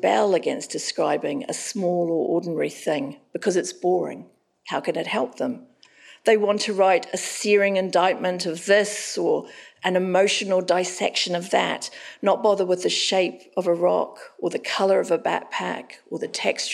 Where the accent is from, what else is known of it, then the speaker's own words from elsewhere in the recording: Auckland, New Zealand; moved away; Now I'm living back in Auckland, my hometown.